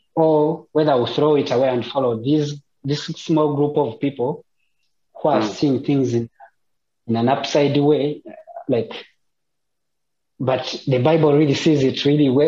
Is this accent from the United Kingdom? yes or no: no; Uganda; moved away as an adult; I've lived with Christians, my family, for 25 years. Uganda is a Christian nation